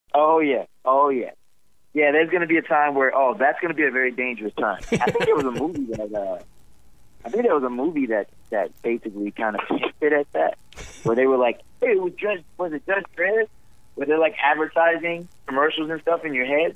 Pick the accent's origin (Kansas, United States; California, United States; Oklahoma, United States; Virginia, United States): Virginia, United States; Roanoke; now in Charlotte, United States; Roanoke, Virginia, my hometown